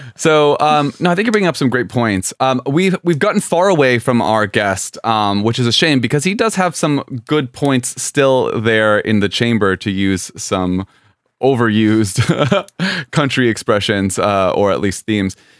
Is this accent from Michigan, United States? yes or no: no; South Florida, United States; I'm from South Florida